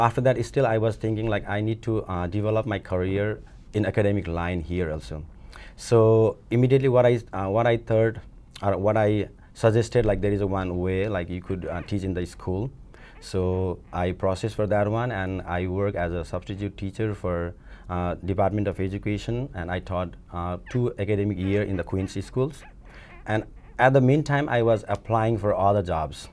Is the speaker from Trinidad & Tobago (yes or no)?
no; Nepal; moved away as an adult; also born or lived in India; now in United States; I'm from Nepal. I came to this country in two thousand fifteen, June